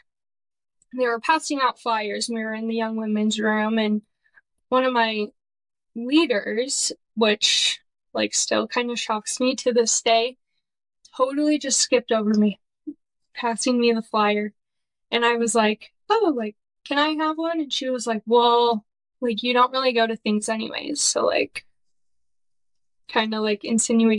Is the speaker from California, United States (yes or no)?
yes; Irvine, California, United States; I'm from California, born and raised in Orange County. I grew up in a suburb called Irvine